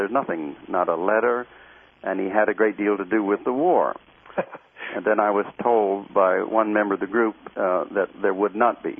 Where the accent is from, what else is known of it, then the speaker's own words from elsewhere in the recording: the South, United States; I grew up in the South.